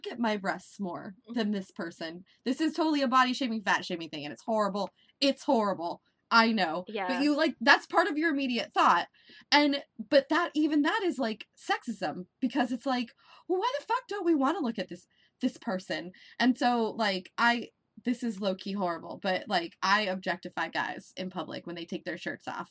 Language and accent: English; Nebraska, United States; now in Florida, United States; I grew up in Nebraska